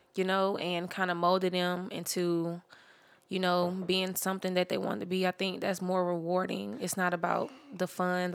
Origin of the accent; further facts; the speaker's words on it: Jacksonville, Florida, United States; I'm originally from Jacksonville, Florida